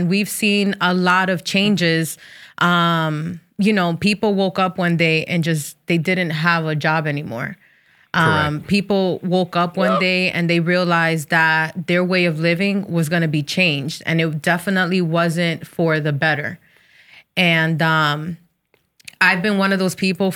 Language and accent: English; New Jersey, United States; I'm of Dominican descent. So I was born in Jersey, so I'm Americanized